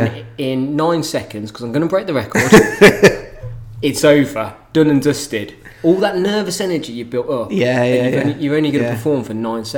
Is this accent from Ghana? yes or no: no; United Kingdom; being British